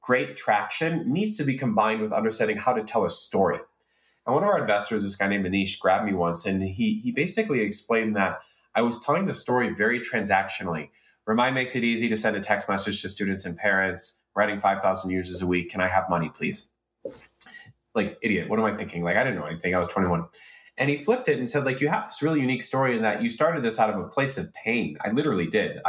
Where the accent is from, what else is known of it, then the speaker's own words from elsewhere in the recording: Chicago, Illinois, United States; growing up in Chicago in the early 1990s